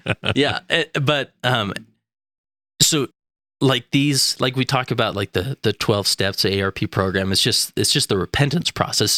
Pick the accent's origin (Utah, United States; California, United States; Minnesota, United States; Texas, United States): Utah, United States; West Valley City; also born or lived in Stansbury Park, Utah; I am from West Valley City, Utah